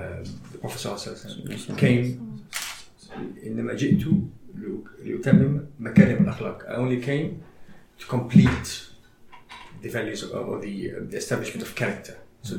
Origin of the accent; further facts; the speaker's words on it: South Africa; Not bigger than South Africa. I'm bigger than just being South African. Universal.